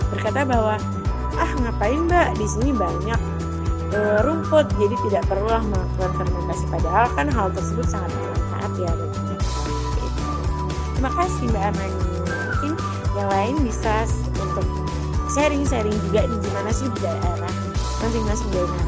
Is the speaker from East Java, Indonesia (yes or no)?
no; South Sumatra, Indonesia; saya dari narasumber berasal dari daerah Sumatera Selatan.